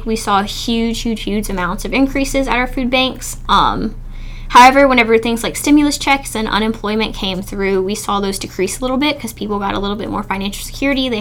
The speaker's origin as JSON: {"language": "English", "area": "Bullitt County", "region": "Kentucky", "country": "United States", "said": "I'm from Bullitt County, and all of my family hunts, and they all call it venison."}